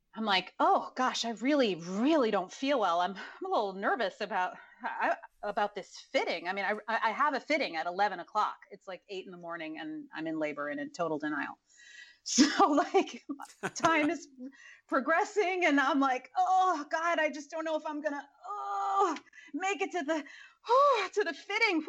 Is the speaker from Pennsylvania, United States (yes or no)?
no; Dallas, Texas, United States; born or raised there; also born or lived in College Station, Texas / Mexico